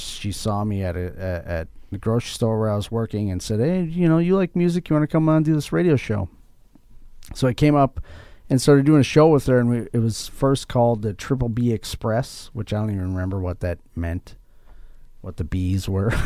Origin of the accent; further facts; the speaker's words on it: Mankato, Minnesota, United States; I'm from Mankato here